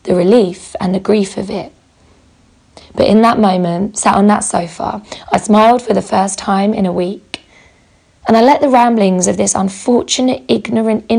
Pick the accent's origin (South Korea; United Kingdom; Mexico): United Kingdom; moved away as an adult; now in United States; being a Brit